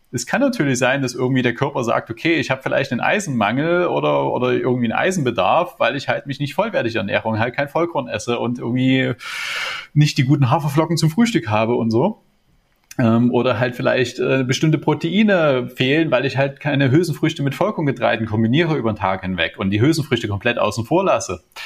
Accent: Germany; bei uns in Deutschland

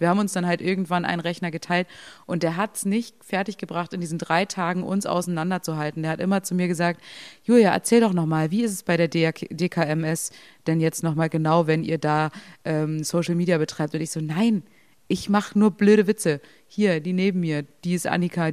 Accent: Berlin, Germany; ich bin ja auch nicht im Osten aufgewachsen

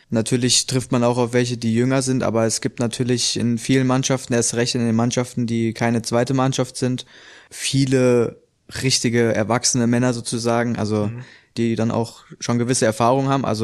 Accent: Hesse, Germany; also ich komme ja ursprünglich aus der Nähe von Frankfurt.

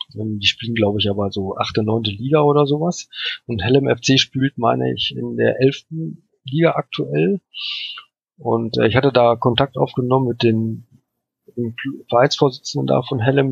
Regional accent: Germany; ich komme aus Deutschland

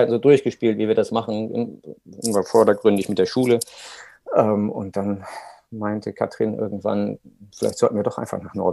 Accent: Hamburg, Germany; wir kommen aus Hamburg, dann ist es eh, in den Norden zu fahren, ähm, lag für uns immer sehr nahe

